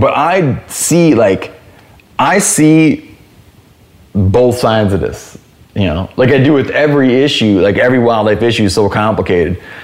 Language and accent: English; Michigan, United States; moved away; where I grew up in Michigan